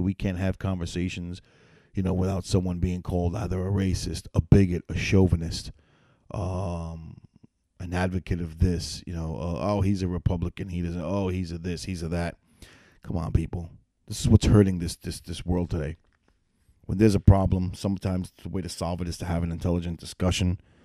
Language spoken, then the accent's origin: English; New York City, New York, United States; now in upstate New York, United States; I'm originally from New York City.